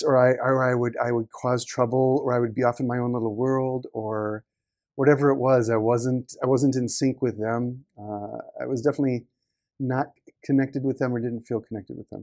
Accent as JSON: {"language": "English", "town": "Marshfield", "region": "Wisconsin", "country": "United States", "tie": "born or raised there", "moved": "as an adult", "lives_now": "Tokyo, Japan", "said": "was born in Marshfield, Wisconsin, in the U.S. So a small town"}